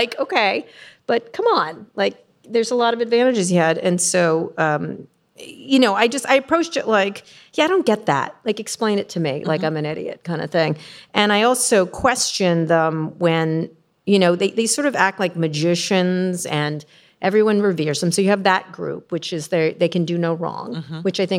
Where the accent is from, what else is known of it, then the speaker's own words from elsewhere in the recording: San Francisco, California, United States; Not that there's anything wrong with that. I'm from San Francisco. It's fine.